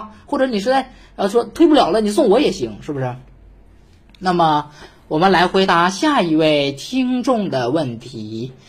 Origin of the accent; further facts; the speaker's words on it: Northeast China, China; 说主播，你作为一个东北人，为什么还有点大舌头呢？我想说，去你妈了个巴子！我没有大舌头